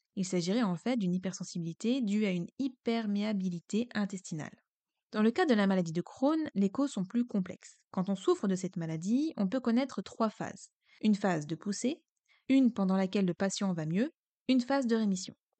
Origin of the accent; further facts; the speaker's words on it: Brittany, France; je suis bretonne